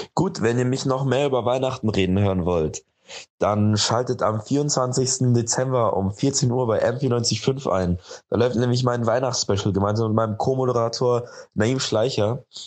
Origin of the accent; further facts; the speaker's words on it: Munich, Bavaria, Germany; ich komme aus München